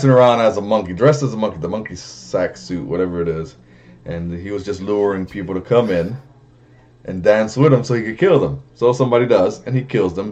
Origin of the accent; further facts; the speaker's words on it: Miami, Florida, United States; I grew up in Miami